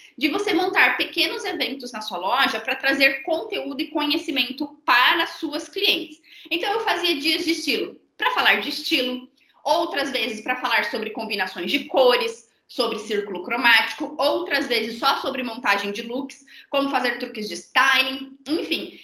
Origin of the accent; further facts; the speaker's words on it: near Maringá, interior of Paraná, Brazil; sou do interior do Paraná, perto de Maringá da Marça, mas uma cidade super pequena de 35 mil habitantes